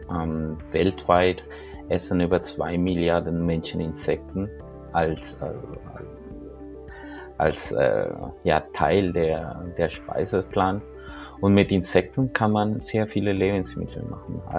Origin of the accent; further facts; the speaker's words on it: Colombia; moved away as an adult; now in Germany; Ähm, ich bin in Kolumbien geboren. Ähm, ich bin dort in Kolumbien aufgewachsen. Und 2004 bin ich von Kolumbien nach Deutschland gekommen, um hier zu studieren